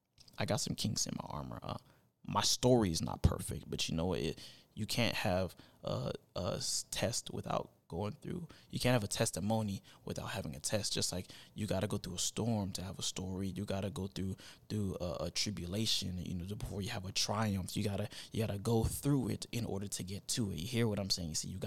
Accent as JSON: {"language": "English", "region": "Florida", "country": "United States", "lives_now": "Tennessee, United States", "said": "I started summer because I'm from Florida. I'm a Florida boy at heart. So it's summer all year round. But when I moved to Tennessee, I started to see all these other seasons."}